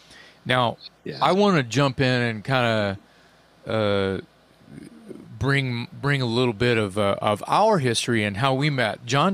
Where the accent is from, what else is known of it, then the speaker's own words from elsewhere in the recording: Philadelphia, Pennsylvania, United States; Oh, well, I'm from Philly, but I moved out here